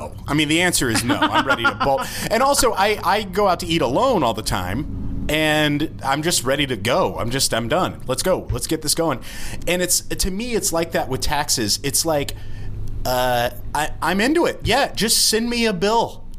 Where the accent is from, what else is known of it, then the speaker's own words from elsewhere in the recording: Kingston, Ontario, Canada; born there; I was born in Kingston, Ontario.